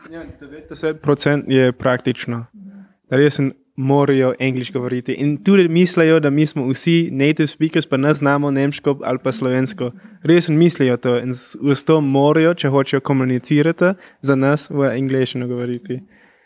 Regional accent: California, United States; first language English; Slovenian is a second language; moved away; native speaker, jaz pridem iz Kalifornije, mogoče pa slišiš moj akcent.

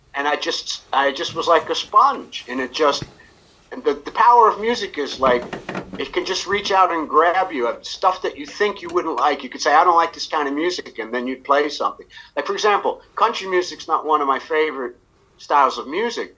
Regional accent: Ossining, New York, United States; moved away as an adult; now in Vienna, Austria; I was born in Ossining, New York.

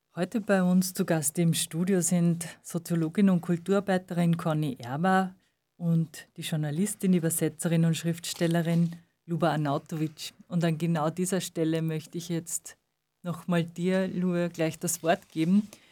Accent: Munich, Bavaria, Germany; Ich bin in München, in Deutschland geboren

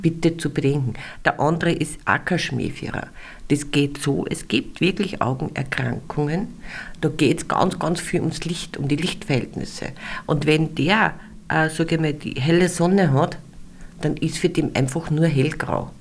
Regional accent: Austria; bei uns in Österreich

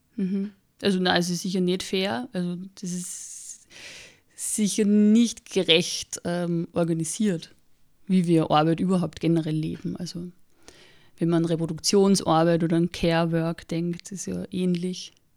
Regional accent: Austria; ich bin am Land aufgewachsen und da war es einfach normal, dass man entweder bei der Feuerwehr ist oder bei der Blasmusikkapelle

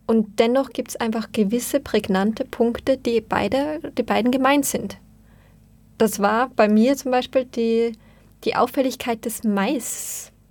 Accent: Vienna, Austria; auf diese Unterschiedlichkeit zu dem, was ich als Wienerin gewöhnt bin

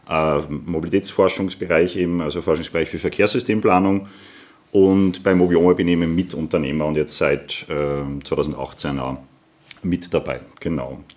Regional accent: Lower Austria, Austria; Äh, ich komme aus der Wachau ursprünglich und für mich hat die Welt so ein bisschen aufgehört, äh, am Bernkopf quasi zum Langlaufen.

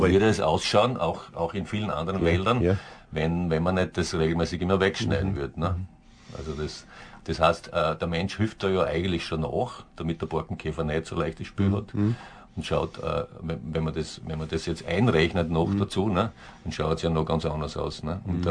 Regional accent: southern Styria, Austria; bei uns in der Südsteiermark unten

